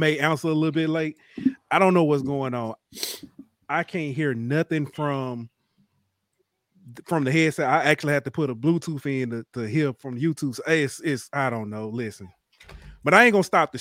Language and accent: English; Alabama Gulf Coast, United States; I'm actually from Alabama.